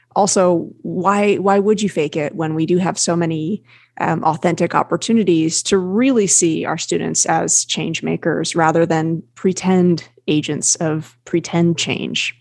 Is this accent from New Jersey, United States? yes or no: yes; New Jersey, United States; also born or lived in British Columbia, Canada; now in Gabriola Island, Canada; I'm originally from New Jersey